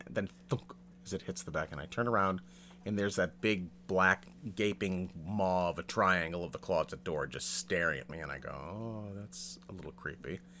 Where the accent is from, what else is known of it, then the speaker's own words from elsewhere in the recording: New England, United States; I grew up in New England, and we would say that you know, in, in the in the dead of summer, like like July, August